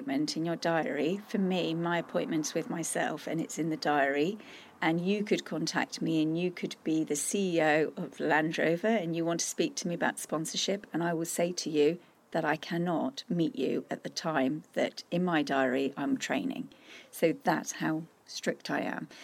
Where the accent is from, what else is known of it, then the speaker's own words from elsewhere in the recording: Austria; moved away; I grew up in Austria